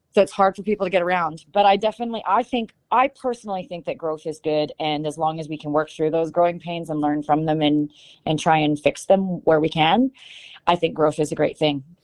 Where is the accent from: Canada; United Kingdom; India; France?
Canada; Shuswap Lakes, British Columbia; moved away as an adult; now in Nashville, United States; I grew up um, kind of right next door to wine country in Canada. It's like Canada's Beautiful. Napa Valley. Um, I grew up around that area, and uh, it's called the um, the Shuswap Lakes